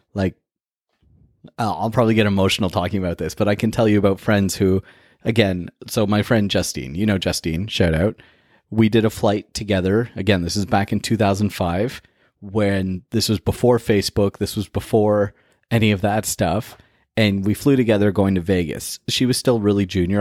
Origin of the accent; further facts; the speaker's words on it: Toronto, Ontario, Canada; growing up in Toronto